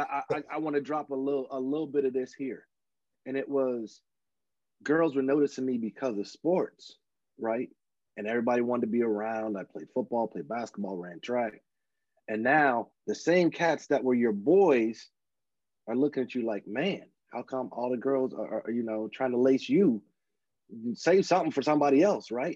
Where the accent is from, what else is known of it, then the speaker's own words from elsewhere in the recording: Louisiana, United States; moved away as an adult; also born or lived in Dallas, Texas; now in California, United States; I was born in Louisiana and uh, grew up between there and Dallas, and then later in life moved out to California